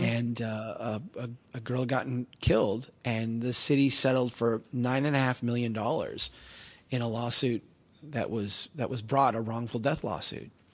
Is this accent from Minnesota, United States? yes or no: yes; Brainerd, Minnesota, United States; as run down in the ways that Brainerd is run down and, uh, the opportunities in the way that my hometown has opportunities.